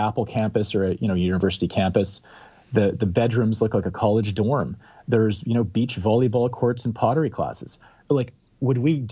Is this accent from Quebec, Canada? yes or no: no; Calgary, Alberta, Canada; now in Vancouver, Canada; I live in downtown Vancouver. I grew up in Calgary